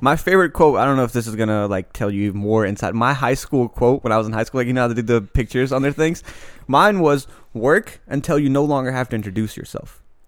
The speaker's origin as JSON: {"language": "English", "country": "United States", "tie": "born or raised there", "said": "growing up in America"}